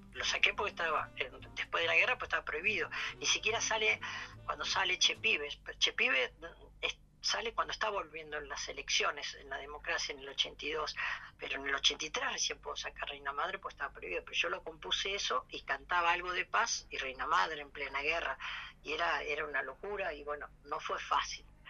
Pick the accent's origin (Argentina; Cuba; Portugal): Argentina; Mercedes, Buenos Aires Province; la casa de mis padres en mi pueblo en Mercedes